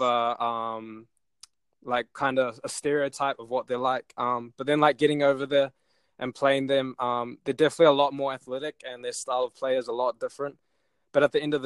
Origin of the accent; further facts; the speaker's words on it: Auckland, New Zealand; as Dad got more into the Breakers, I kind of moved to Albany on the North Shore. So now I'm based out here